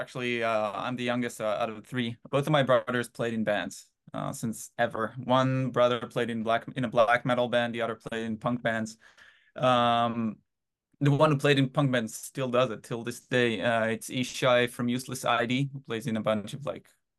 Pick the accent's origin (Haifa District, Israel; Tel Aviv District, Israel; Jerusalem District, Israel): Haifa District, Israel; Haifa; moved away as an adult; now in United States; originally I'm from a little city in Israel called Haifa. But yeah, born and raised in Israel and moved to the US in 2016.